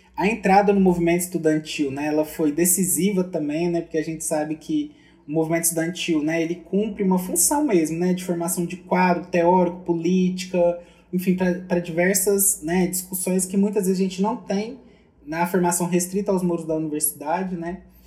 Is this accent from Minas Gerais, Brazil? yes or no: yes; Minas Gerais, Brazil; sou mineiro